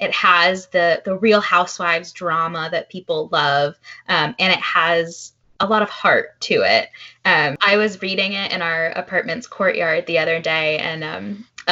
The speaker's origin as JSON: {"language": "English", "town": "Fairfield", "region": "Connecticut", "country": "United States", "tie": "born or raised there", "said": "I grew up in Fairfield, like right next to Westport"}